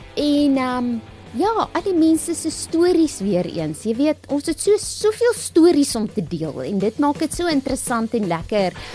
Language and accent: Afrikaans; Kalahari, South Africa; also born or lived in Polokwane (Pietersburg), South Africa; now in Lowveld, South Africa; Ek kom uit die Kalahari